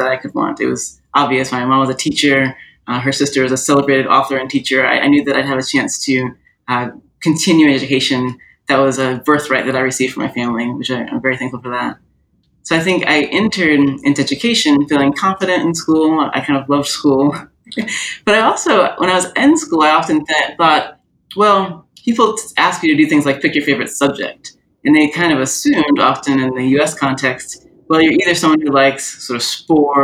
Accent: Orlando, Florida, United States; also born or lived in San Diego, California; I grew up mostly in Orlando, Florida. That's my main childhood set of memories

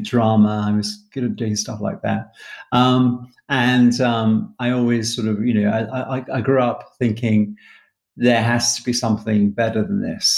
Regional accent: Manchester, North West England, United Kingdom; I grew up in Manchester, my hometown, which I love

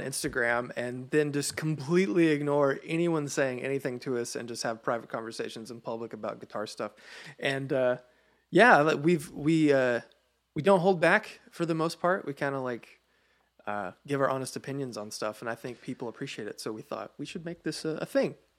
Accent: Sparta, Tennessee, United States; Middle Tennessee

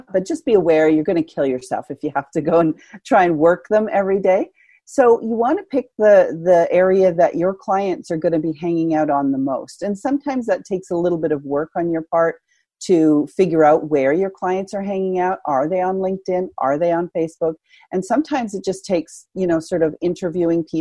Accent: Canada; I'm Canadian

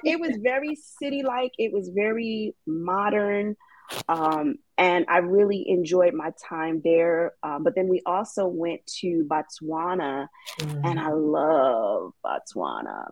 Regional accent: New York City, New York, United States; I am from New York City

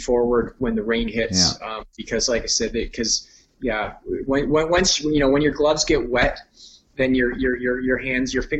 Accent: Hamilton, Ontario, Canada; I'm from Hamilton area, so I have people in Hamilton

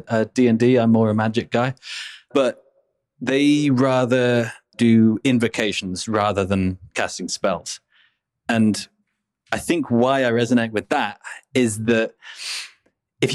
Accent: Middle England, United Kingdom; I'm from Middle England

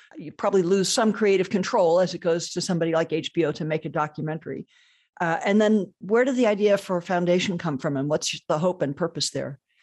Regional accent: Columbus, Ohio, United States; my hometown

